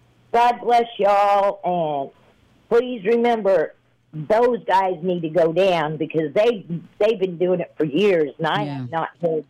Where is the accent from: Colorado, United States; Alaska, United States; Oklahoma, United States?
Colorado, United States; moved away; I'm from Colorado